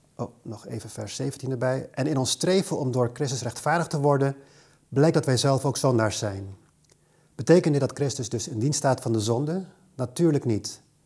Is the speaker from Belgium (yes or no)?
no; Aruba; moved away; Ik kom zelf oorspronkelijk uit Aruba, waar ik geboren en getogen ben